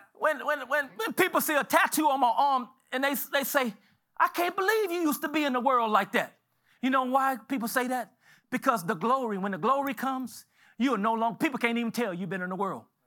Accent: Galveston, Texas, United States; I was born in Galveston.

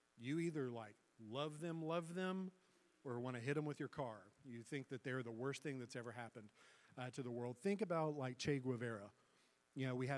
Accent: the South, United States; I'm from the South

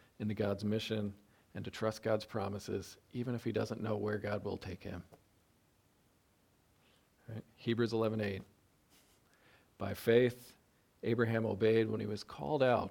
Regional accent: upstate New York, United States; We're upstate New Yorkers

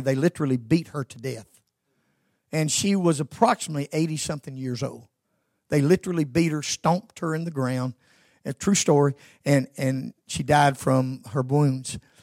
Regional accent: Georgia, United States; moved away; I was born and raised in Georgia

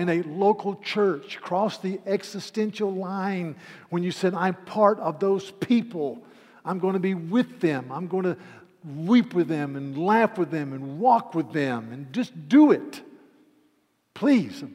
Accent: United States; I'm an American

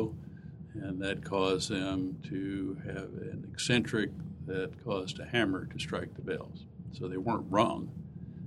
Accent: Houston, Texas, United States; I'm from Houston, Texas

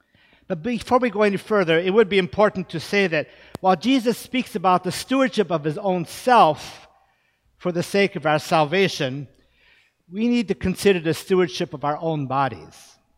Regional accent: Japan; Now, growing up in Japan, we always ate rice. That's part of the staple of the Japanese diet. Now, of course, having an American mother, we knew that that staple was not always for us.

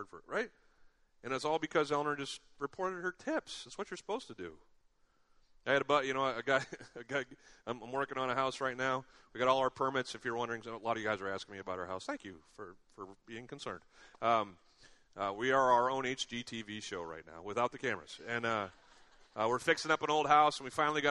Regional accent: United States; growing up in America

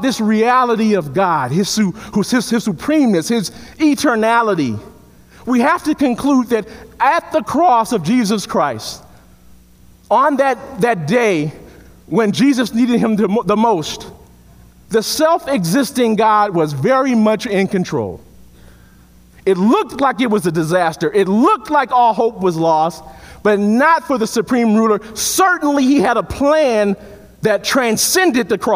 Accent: Chicago, Illinois, United States; I'm from Chicago.

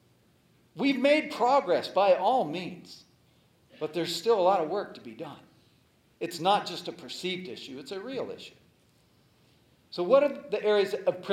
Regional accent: United States; I was born in America

